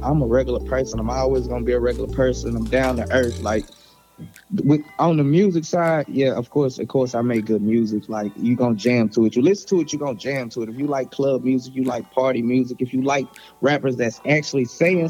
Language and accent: English; the South, United States; I'm from the South, you know, we just rock with … a little bit more.